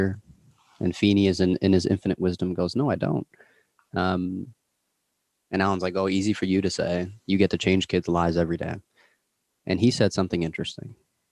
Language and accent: English; Toronto, Ontario, Canada; I'm from Toronto